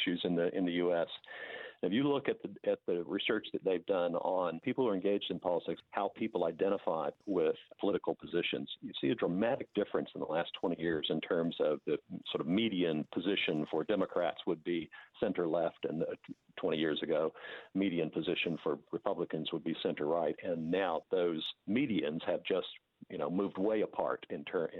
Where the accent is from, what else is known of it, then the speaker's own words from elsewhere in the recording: United States; accent: American; now in New Zealand; as you can tell from my accent, as an American.